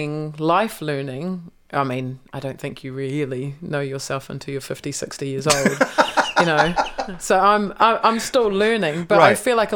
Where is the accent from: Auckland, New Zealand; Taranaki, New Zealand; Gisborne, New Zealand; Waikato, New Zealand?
Gisborne, New Zealand; born or raised there